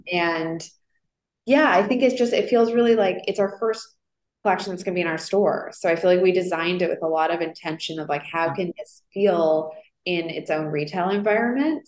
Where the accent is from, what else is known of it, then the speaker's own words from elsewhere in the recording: Toronto, Ontario, Canada; moved away as an adult; also born or lived in Montreal, Canada; now in New York, United States; I grew up in Toronto, so there was no fashion.